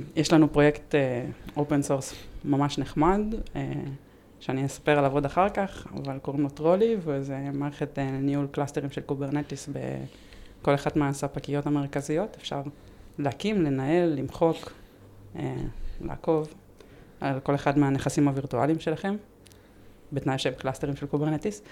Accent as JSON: {"language": "Hebrew", "town": "Ramat Gan", "region": "Tel Aviv District", "country": "Israel", "said": "אני מרמת גן"}